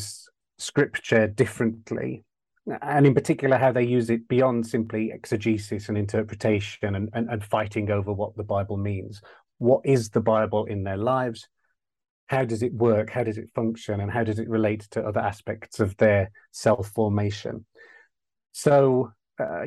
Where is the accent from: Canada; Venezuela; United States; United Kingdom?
United Kingdom; West Midlands of England; I grew up in the West Midlands of England